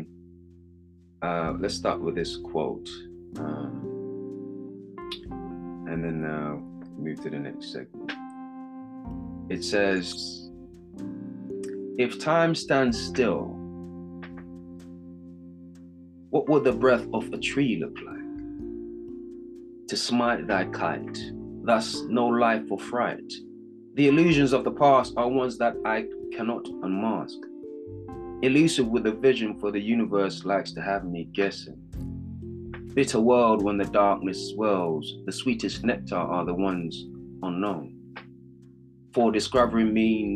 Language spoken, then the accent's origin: English; Jamaica; accent: Jamaican UK; I am Jamaican